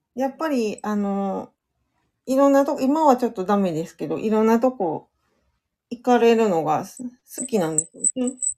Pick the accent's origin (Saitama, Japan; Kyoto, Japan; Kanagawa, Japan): Kyoto, Japan; now in Osaka, Japan; 出身は京都です。京都の、京都市です。